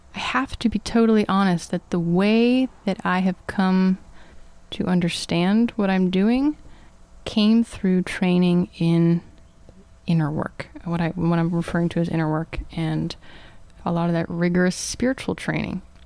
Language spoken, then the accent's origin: English; Atlanta, Georgia, United States; I grew up in the Atlanta suburbs, like old suburbs, so lots of woods.